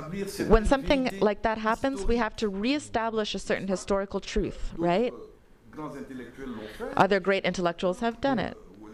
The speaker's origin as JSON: {"language": "English", "country": "Cameroon", "said": "I'm from Cameroon. I have benefited from a fellowship at Cameroonian University."}